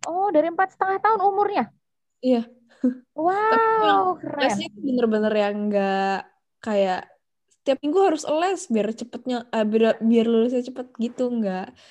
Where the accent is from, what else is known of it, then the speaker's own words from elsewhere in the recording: Cirebon, West Java, Indonesia; Ya, keluarga aku dari Cirebon. Lalu aku um, waktu itu uh, playgroup di TKK Seto, terus TK-nya eh playgroup di Kak eh, Seto, sorry. Sekolah Kak Seto, terus TK di Santa Maria, dari SD sampai SMA di BPK Penabur gitu.